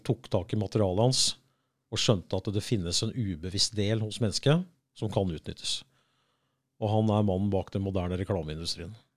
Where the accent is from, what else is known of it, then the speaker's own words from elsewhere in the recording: United States; now in Norway; jeg vokste opp i USA